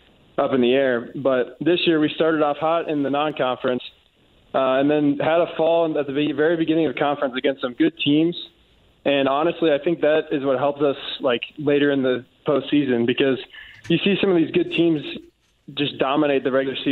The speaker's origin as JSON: {"language": "English", "town": "Cincinnati", "region": "Ohio", "country": "United States", "moved": "yes", "said": "I'm from Cincinnati"}